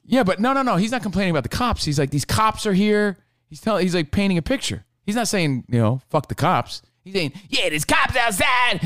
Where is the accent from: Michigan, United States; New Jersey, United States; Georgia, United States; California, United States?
New Jersey, United States; Union; moved away; my hometown of Union, New Jersey